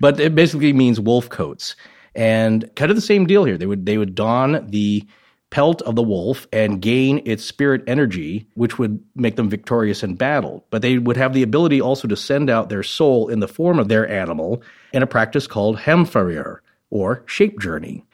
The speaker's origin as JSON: {"language": "English", "country": "United States", "said": "central to northern Idaho, eastern Washington, Western Montana area"}